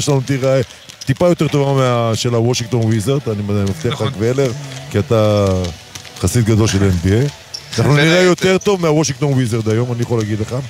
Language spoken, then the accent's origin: Hebrew; Sderot, Southern District, Israel; now in Tel Aviv, Israel; אני יליד העיר שדרות